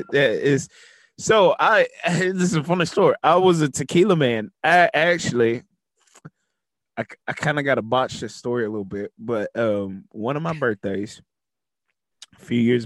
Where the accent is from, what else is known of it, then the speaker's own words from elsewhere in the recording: Navasota, Texas, United States; moved away; my hometown. Nothing against Navasota